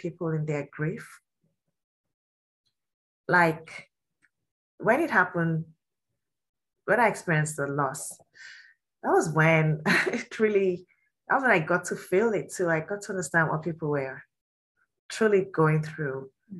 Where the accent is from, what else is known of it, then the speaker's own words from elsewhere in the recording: Nigeria; I'm from Nigeria and I'm Yoruba